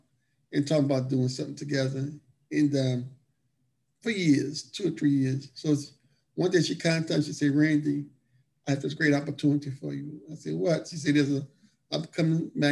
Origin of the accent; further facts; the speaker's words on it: New Orleans, Louisiana, United States; we're from New Orleans, and I worked for him for many years